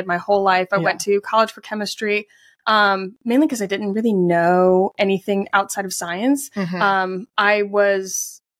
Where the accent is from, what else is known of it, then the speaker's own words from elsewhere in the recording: Charleston, South Carolina, United States; also born or lived in Summerville, South Carolina; I'm quote native to Charleston